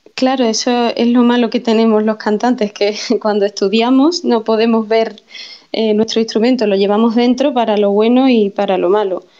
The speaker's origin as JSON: {"language": "Spanish", "region": "Andalusia", "country": "Spain", "said": "mi tierra"}